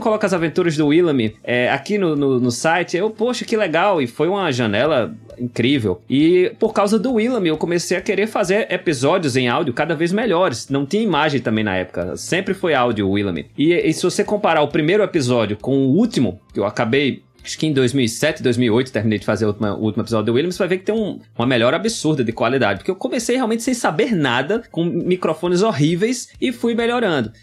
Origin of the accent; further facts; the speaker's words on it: Natal, Rio Grande do Norte, Brazil; Eu sou do Rio Grande do Norte, nasci em Natal, no Rio Grande do Norte.